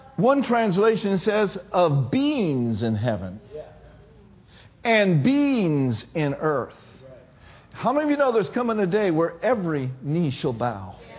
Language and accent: English; Minneapolis, Minnesota, United States; I grew up in Minneapolis